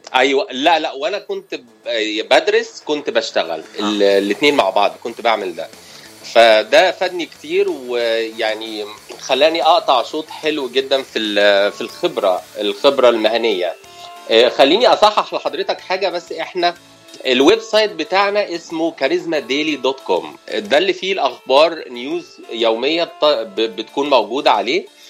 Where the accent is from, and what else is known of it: Cairo, Cairo Governorate, Egypt; moved away as an adult; now in Los Angeles, United States